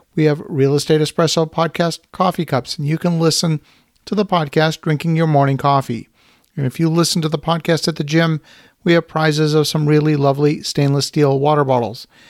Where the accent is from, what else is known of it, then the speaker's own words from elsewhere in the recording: Ottawa, Ontario, Canada; my home city of Ottawa, Canada